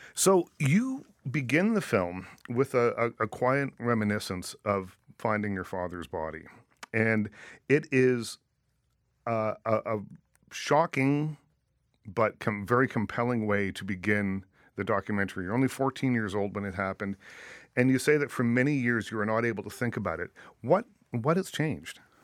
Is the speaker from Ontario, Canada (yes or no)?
no; Liverpool, Nova Scotia, Canada; growing up in Nova Scotia